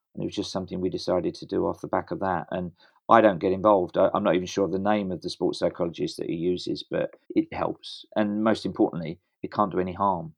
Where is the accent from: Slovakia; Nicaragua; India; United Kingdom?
United Kingdom; England